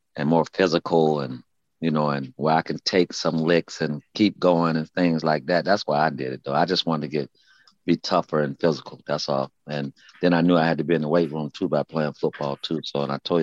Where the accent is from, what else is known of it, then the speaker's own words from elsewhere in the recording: Gainesville, Florida, United States; I'm from Gainesville, you know, Florida